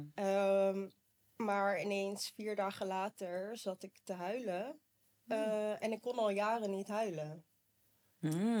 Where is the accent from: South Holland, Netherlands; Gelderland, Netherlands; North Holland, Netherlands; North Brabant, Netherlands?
South Holland, Netherlands; Rotterdam; ik ben 32 jaar en ik kom uit Rotterdam